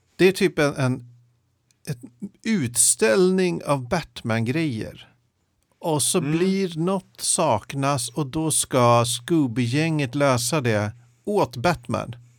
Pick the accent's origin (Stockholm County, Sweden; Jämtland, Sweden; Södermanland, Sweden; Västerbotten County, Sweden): Stockholm County, Sweden; Jakobsberg; när jag växte upp i Jakobsberg